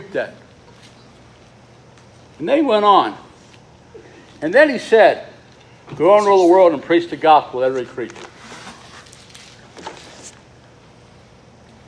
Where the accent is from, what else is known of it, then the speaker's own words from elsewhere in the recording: Loveland, Ohio, United States; also born or lived in Goshen, Ohio; I was raised in Loveland, Ohio, country boy. Goshen, Ohio.